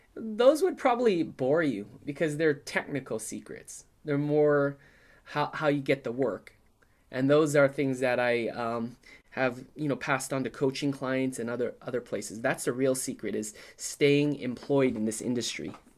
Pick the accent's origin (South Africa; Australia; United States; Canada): United States; San Francisco, California; I grew up in San Francisco